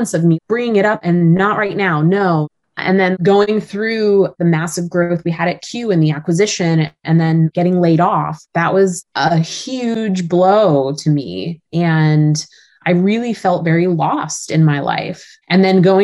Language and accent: English; California, United States; Growing up in California, I love the ocean